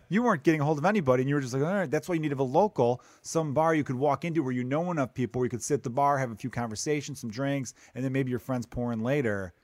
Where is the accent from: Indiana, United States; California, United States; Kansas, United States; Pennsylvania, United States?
Indiana, United States; I'm from Indiana.